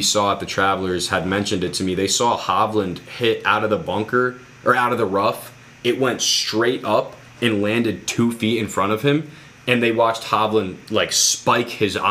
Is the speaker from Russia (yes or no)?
no; Connecticut, United States; my hometown course